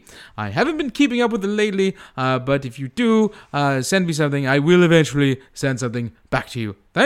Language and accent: English; United Kingdom; I'm British and my films should be sensible, you know, like Life Force.